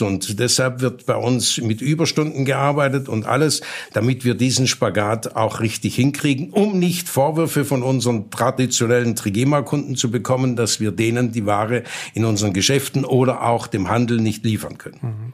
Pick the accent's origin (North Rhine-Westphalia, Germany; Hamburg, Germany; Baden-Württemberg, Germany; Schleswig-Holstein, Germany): Baden-Württemberg, Germany; bei uns in Baden-Württemberg